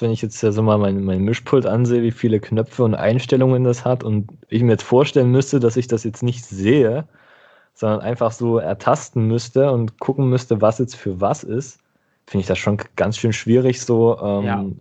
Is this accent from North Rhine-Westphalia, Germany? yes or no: no; Lower Saxony, Germany; Ich, ich, ich komme aus Niedersachsen.